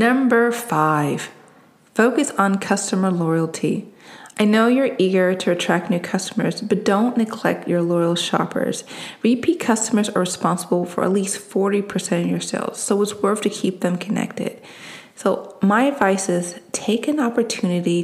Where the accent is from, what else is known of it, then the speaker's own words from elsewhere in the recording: East Coast, United States; I'm from the East Coast